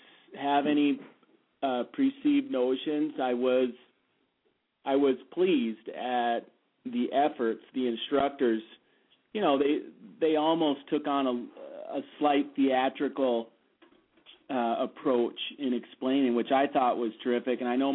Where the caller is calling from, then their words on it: Pine River, Minnesota, United States; I'm calling from Pine River, Minnesota.